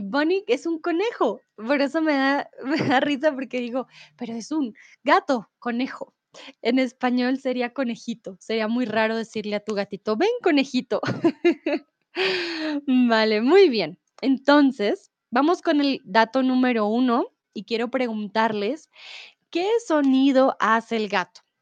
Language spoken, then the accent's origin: Spanish; Bogotá, Colombia; soy de Colombia, de Bogotá